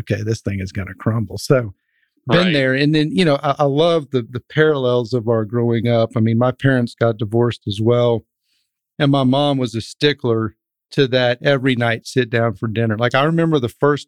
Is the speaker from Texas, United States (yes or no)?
yes; Dripping Springs, Texas, United States; three other brothers that I grew up with in Dripping Springs, which is right outside of Austin